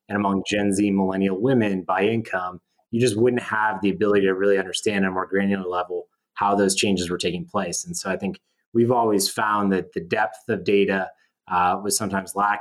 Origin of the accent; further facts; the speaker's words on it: Wisconsin, United States; I grew up in Wisconsin